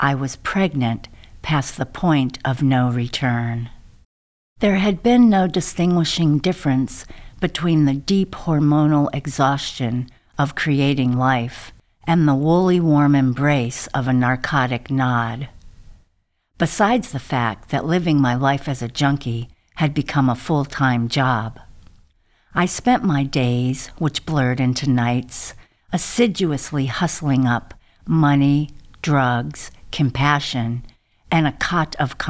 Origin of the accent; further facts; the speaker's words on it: the South, United States; moved away; growing up hippie, surviving the South